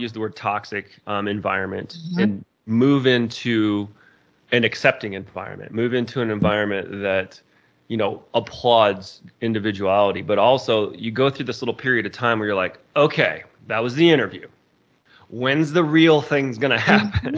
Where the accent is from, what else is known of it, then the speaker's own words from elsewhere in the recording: Indiana, United States; now in Colorado, United States; I grew up in Indiana and moved out to Colorado